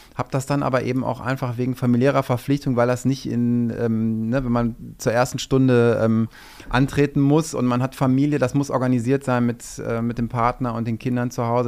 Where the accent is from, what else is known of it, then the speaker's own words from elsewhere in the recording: Düsseldorf, North Rhine-Westphalia, Germany; moved away as an adult; also born or lived in Saxony / Wuppertal; ich bin Düsseldorfer, ich bin hier geboren und ähm, wollte dann irgendwann tatsächlich einfach auch wieder in die Heimat